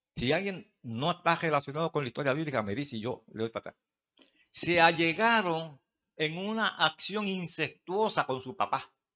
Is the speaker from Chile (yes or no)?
no; Puerto Rico; allá en el campo mío dicen, de donde yo vengo de Mata de Plátano